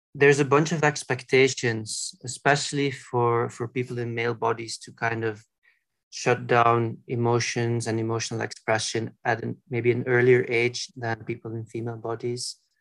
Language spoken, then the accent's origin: English; Belgium; where I grew up in Belgium